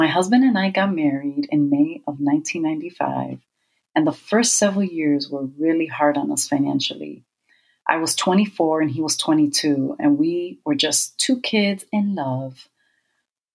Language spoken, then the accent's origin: English; Chicago, Illinois, United States; I was born and raised in Chicago, Illinois.